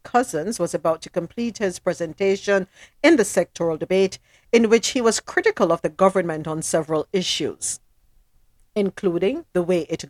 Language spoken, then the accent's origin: English; Jamaica; I'm Jamaican.